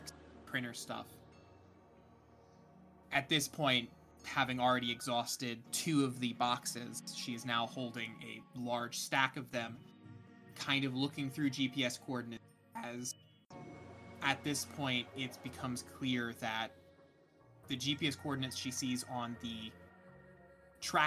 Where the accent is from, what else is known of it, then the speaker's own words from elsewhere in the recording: United States; I'm an American